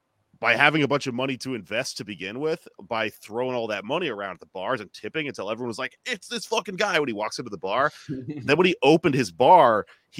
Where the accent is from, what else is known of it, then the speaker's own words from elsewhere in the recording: Houston, Texas, United States; moved away as an adult; also born or lived in Austin, Texas; now in Brooklyn, United States; I grew up in Houston. Moved to Austin to go to college